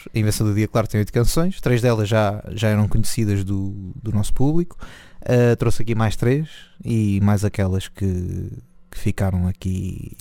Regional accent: Nazaré, Leiria District, Portugal; eu sou da Nazaré

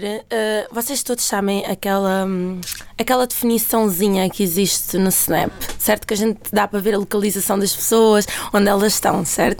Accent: Fazendas de Almeirim, Santarém District, Portugal; moved away as an adult; now in Lisbon, Portugal; As fazendas é uma terrinha em Santarém, o que é muito boa. Para quem gosta de sopa da pedra, é lá a minha terra.

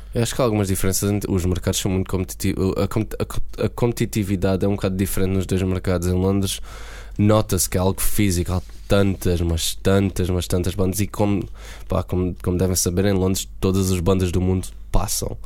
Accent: Beja, Alentejo, Portugal; moved away as an adult; also born or lived in Hungary; now in London, United Kingdom; Beja como a minha cidade natal

